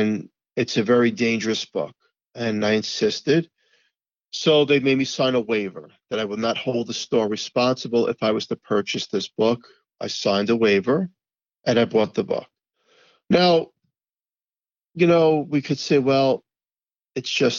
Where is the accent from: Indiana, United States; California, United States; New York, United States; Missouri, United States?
New York, United States; New York City; growing up in Staten Island